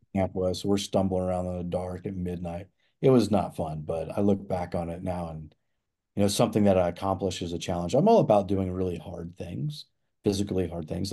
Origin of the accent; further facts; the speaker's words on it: Nebraska, United States; moved away as an adult; now in Colorado, United States; I grew up in the Midwest and we didn't, there's no elk hunting in Nebraska, that's where I'm from